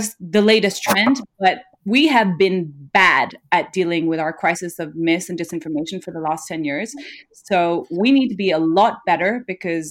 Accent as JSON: {"language": "English", "country": "Nepal", "said": "I'm from Nepal, a country where there's still a high rate of illiteracy"}